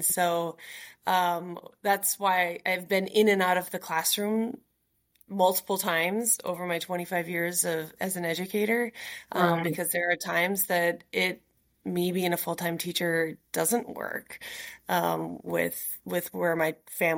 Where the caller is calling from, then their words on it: Nashville, Tennessee, United States; Yeah, I'm joining you from Nashville, Tennessee.